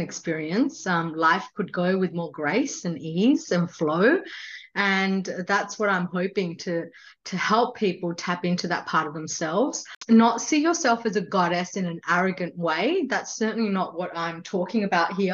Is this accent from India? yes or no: yes; India; I was born in India and I've grown up as a Hindu.